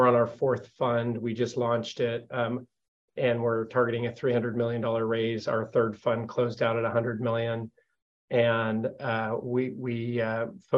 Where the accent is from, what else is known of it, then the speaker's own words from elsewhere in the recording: Modesto, California, United States; we are both actually born and raised in Modesto, California, which is where our firm is headquartered.